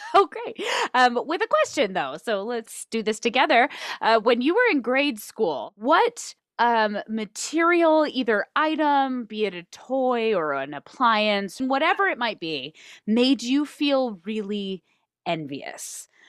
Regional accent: Reno, Nevada, United States; also born or lived in Manteca, California; I grew up in Reno, Nevada, though I did spend the first eight-ish years of my life in Manteca, California

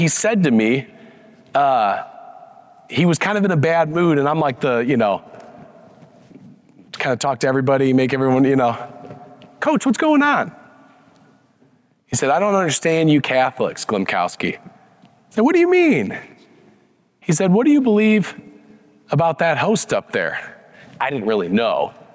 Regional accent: Wheaton, Illinois, United States; moved away as an adult; also born or lived in Chicago, Illinois; now in Denver, United States; I grew up in Wheaton, Illinois

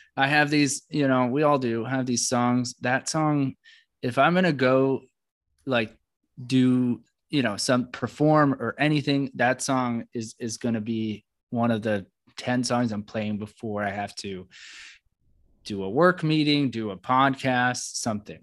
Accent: East Coast, United States; also born or lived in New York City / Florida; I come from the East Coast, flat, or, or New York City, Florida or New York

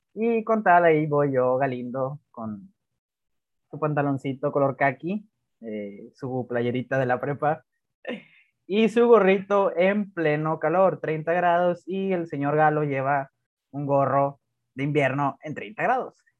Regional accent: Mexico; como cualquier mexicano que hace las clases al último

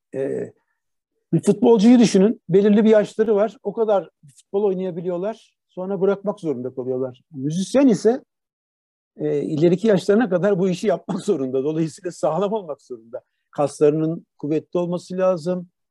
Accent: Turkey; moved away as an adult; also born or lived in Netherlands / Boston, United States; kendi memleketimde bu işi yapmak

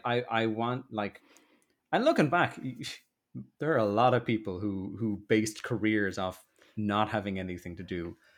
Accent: Dublin, Leinster, Ireland; accent: posh; moved away as an adult; also born or lived in Limerick; now in London, United Kingdom; I love Rat Minds, it's where I grew up.

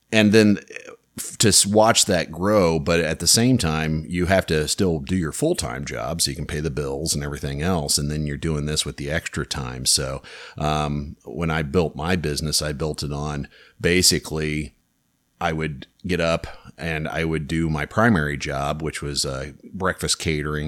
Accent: Louisburg, Kansas, United States; I grew up in Lewisburg, which is just south of Kansas City

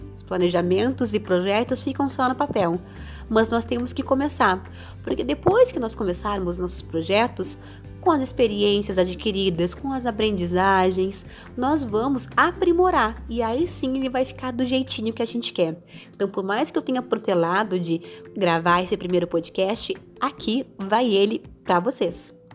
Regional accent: Rio Grande, Rio Grande do Sul, Brazil; Sou aqui de Rio Grande, do Rio Grande do Sul.

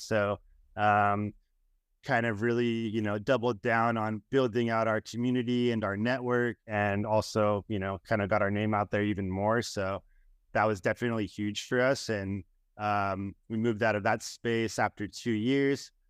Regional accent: Southern California, United States; I grew up skateboarding in Southern California

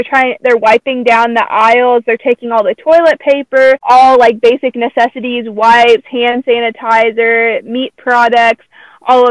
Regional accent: United States; I'm American, I've grown up here

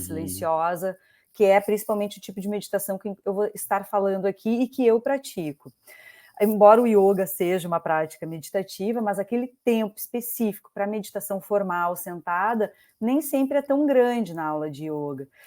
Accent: Pelotas, Rio Grande do Sul, Brazil; also born or lived in Porto Alegre; eu sou gaúcha, sou de Pelotas

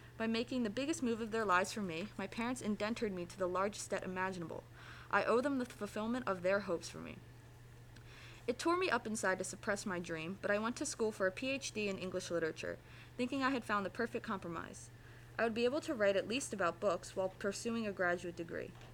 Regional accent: United States; I am all American, and the sacrifices they made in leaving Korea

